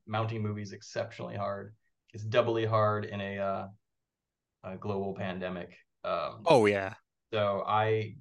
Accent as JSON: {"language": "English", "town": "Eaton Rapids", "region": "Michigan", "country": "United States", "tie": "born or raised there", "also_born_or_lived": "California", "moved": "yes", "said": "growing up in Eden Rapids, they shot Real Steel"}